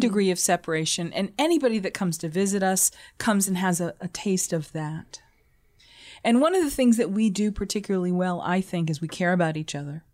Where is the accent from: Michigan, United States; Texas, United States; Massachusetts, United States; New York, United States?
Massachusetts, United States; Boston; moved away; I'm originally from Boston.